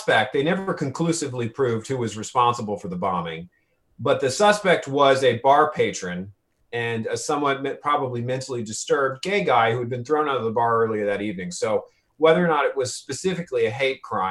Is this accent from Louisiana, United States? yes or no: yes; New Orleans, Louisiana, United States; I grew up in New Orleans